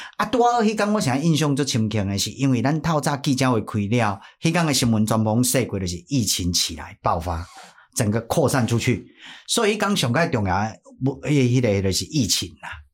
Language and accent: Chinese; Taiwan; 咱作为一个台湾人